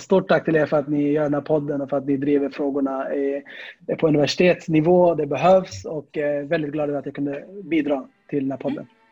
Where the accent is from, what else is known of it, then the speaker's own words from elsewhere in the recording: Stockholm, Stockholm County, Sweden; also born or lived in Södermalm, Stockholm; Jag är uppväxt i Tensta